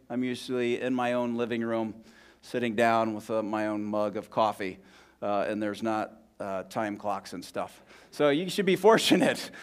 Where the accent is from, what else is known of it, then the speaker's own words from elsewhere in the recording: Columbus, Ohio, United States; moved away as an adult; also born or lived in Scranton, Pennsylvania; now in Bloomington, United States; I grew up in Southwest Columbus, Ohio